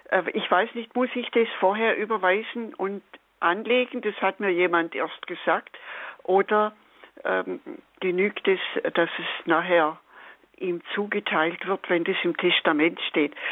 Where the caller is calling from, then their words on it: Friedrichshafen, Baden-Württemberg, Germany; Das ist in Ordnung, ja.